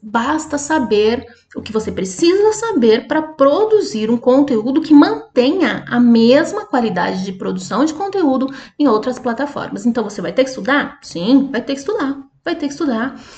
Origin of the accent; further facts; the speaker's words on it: Curitiba, Paraná, Brazil; eu sou de Curitiba.